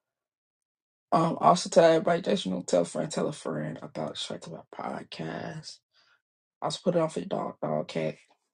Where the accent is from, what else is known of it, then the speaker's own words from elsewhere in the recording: Chicago, Illinois, United States; I was born and raised in Chicago